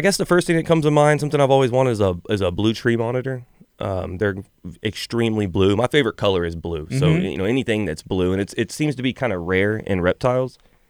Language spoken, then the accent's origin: English; Alvin, Texas, United States; So we're actually from Alvin.